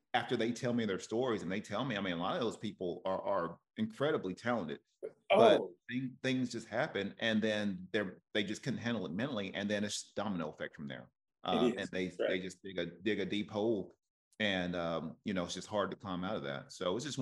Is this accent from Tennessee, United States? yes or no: yes; Cleveland, Tennessee, United States; my hometown